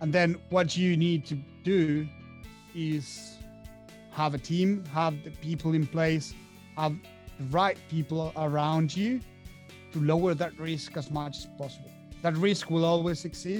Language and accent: English; Argentina; moved away as an adult; now in France; I'm from Argentina, but currently living in France for the past 6 years.